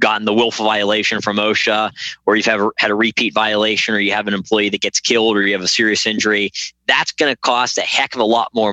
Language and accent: English; Pennsylvania, United States; moved away; I'm originally from Pennsylvania